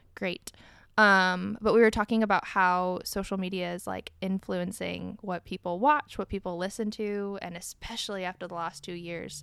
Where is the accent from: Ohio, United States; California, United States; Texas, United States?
Ohio, United States; now in East Coast, United States; we're all from Ohio, the heart of the Midwest